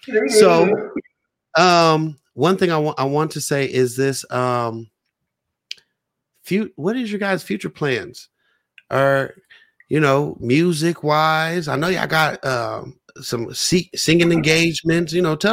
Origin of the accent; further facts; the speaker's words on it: San Francisco, California, United States; also born or lived in Oakland; my birth certificate says Oakland, California, birthplace. So you know what I said, you know, any Bay Area. I'm like, hey … from San Francisco, though